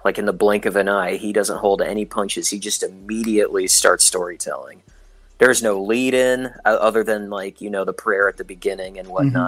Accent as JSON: {"language": "English", "area": "outside Baltimore", "region": "Maryland", "country": "United States", "tie": "born or raised there", "said": "I grew up 20 minutes outside of Baltimore"}